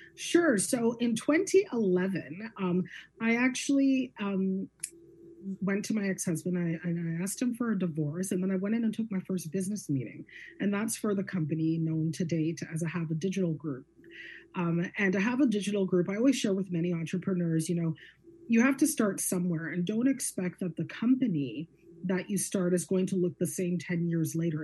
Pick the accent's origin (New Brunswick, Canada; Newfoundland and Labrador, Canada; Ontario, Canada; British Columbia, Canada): Ontario, Canada; Guelph; I'm born and raised in Guelph, Ontario. I'm a Guelphite